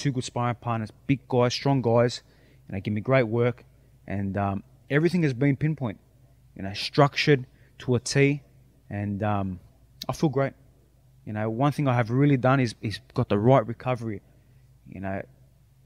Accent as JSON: {"language": "English", "town": "Sydney", "region": "New South Wales", "country": "Australia", "moved": "yes", "lives_now": "Miami, United States", "said": "I'm representing where I'm from, Sydney, Australia, my Greek people"}